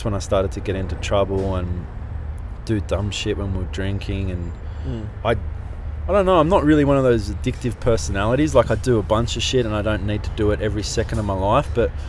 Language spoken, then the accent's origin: English; Maroubra, New South Wales, Australia; Well, it got a bit weird because then I started to not hang out with my mates as much.